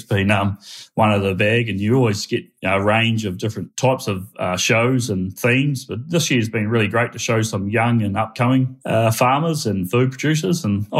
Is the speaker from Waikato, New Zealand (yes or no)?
yes; Waikato, New Zealand; moved away as an adult; now in South Island, New Zealand; born and bred in the Waikato, moved to the South Island about 16 years ago.